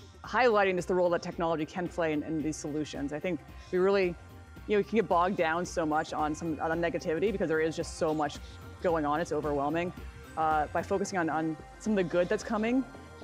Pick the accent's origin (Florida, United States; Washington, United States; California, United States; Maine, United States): Maine, United States; moved away as an adult; also born or lived in Colorado; I grew up in Maine, went to college in Maine